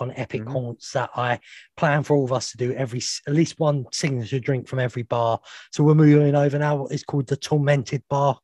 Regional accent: United Kingdom; We're British.

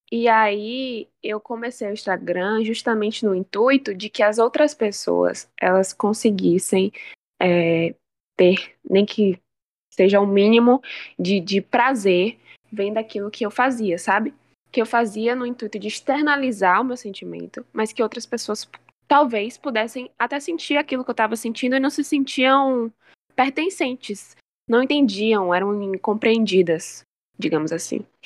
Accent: Feira de Santana, Bahia, Brazil; eu sou daqui de Feira de Santana. Eu tenho 19 anos, sou uma bebê, novinha ainda.

